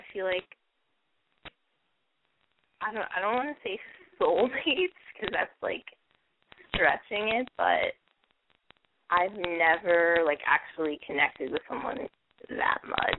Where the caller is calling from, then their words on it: Brooklyn, New York, United States; Okay, this is … I'm calling from Brooklyn.